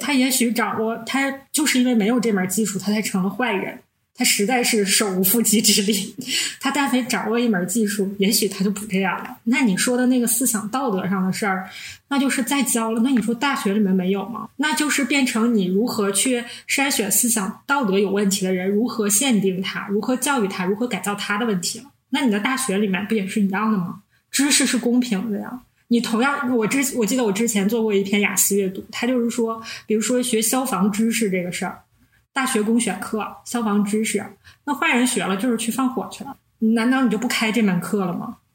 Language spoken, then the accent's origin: Chinese; Northeast China, China; 我们是三个来自东北的 ladies